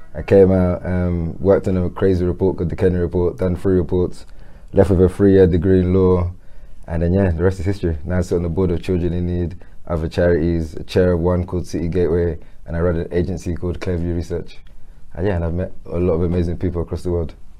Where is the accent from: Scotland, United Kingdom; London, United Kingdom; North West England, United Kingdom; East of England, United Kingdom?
London, United Kingdom; I'm born and raised in Peckham